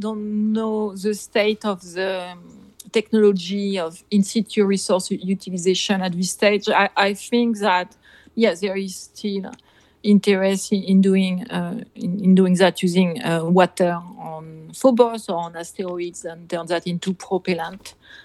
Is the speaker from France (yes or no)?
yes; Nantes, Pays de la Loire, France; moved away as an adult; now in United States; I come from Nantes in France, in Brittany